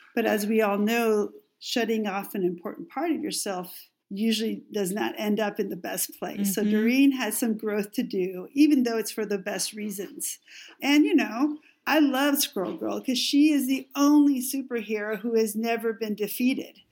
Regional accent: Mexico; English is a second language; moved away; growing up in Mexico

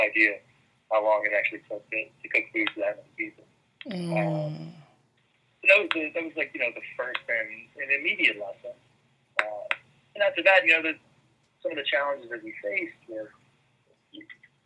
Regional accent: South Louisiana, United States; moved away as an adult; also born or lived in New York City / London; growing up in South Louisiana, food is just a huge part of the way that we live

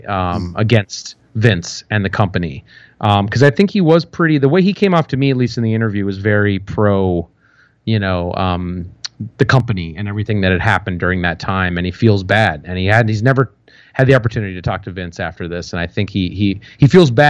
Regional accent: United States; I'm American

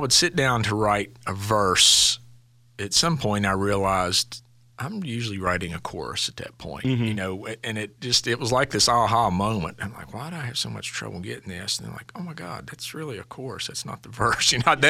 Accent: Logan, West Virginia, United States; Yeah, I grew up in Logan, West Virginia, down the southern part. So very similar to Osage community, you know, coal mining community. My family were not coal miners.

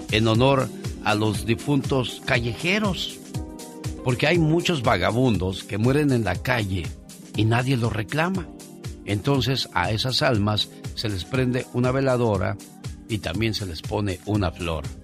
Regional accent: Tamaulipas, Mexico; moved away; Un día salí de Tamaulipas pero Tamaulipas nunca

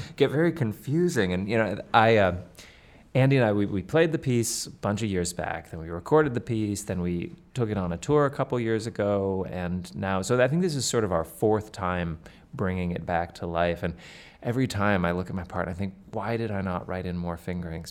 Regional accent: Canada; now in United States; I am a proud Canadian. I grew up in Canada

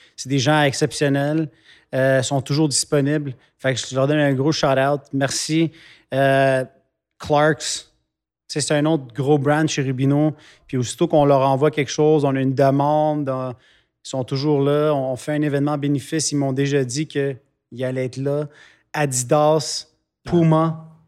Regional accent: Quebec, Canada; mes racines sont ici. C'est ici que j'ai fondé une famille. Mhm. C'est ici qu'on a fondé une business. Fait qu'à la fin, je suis québécois

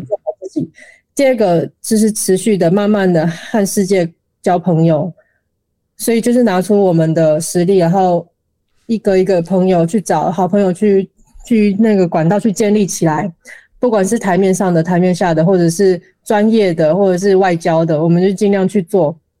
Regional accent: Taiwan; now in Paris, France; 我们台湾人

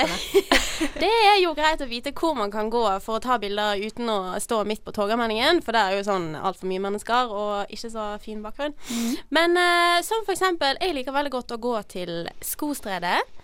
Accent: Bergen, Vestland, Norway; jeg er fra Bergen

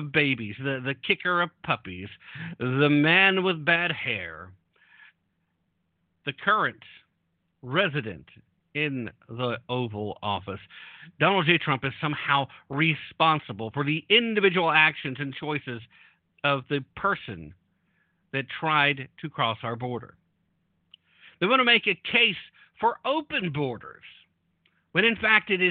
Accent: United States; I'm an American. I'm a citizen of this great nation

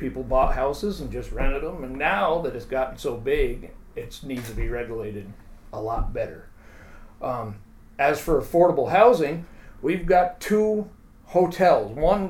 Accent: Lake Placid, New York, United States; I was born in Lake Placid, raised on Hillcrest Avenue, which is basically ground zero for the Airbnbs.

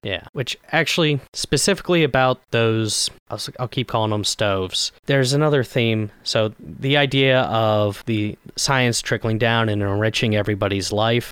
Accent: Scotland, United Kingdom; I'm Scottish.

